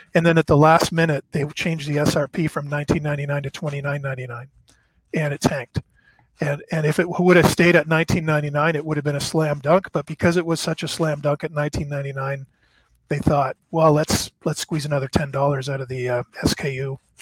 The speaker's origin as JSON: {"language": "English", "country": "Canada", "moved": "as an adult", "lives_now": "Dallas, United States", "said": "I'm Canadian, I'm working in the States, so I'm on a visa."}